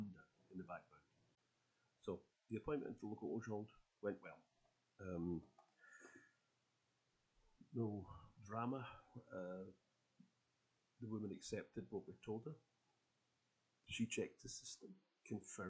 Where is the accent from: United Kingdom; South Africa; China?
United Kingdom; now in Poland; I went through the new process for registering as a British citizen here in Poland